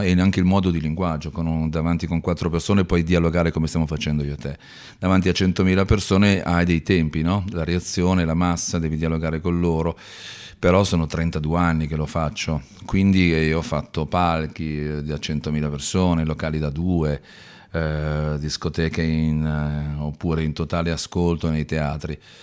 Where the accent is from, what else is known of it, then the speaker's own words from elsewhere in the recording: Milan, Lombardy, Italy; also born or lived in Brusuglio (Cormano) / Padua; io sono di Milano